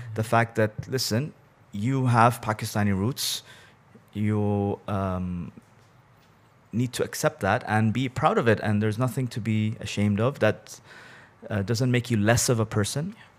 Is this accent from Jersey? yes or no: no; Bahrain; born or raised there; also born or lived in Abu Dhabi, United Arab Emirates